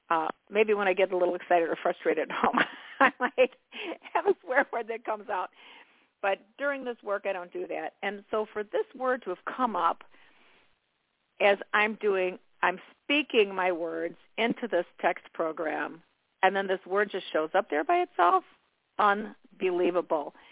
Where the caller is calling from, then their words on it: New York, United States; calling Hi, from New York.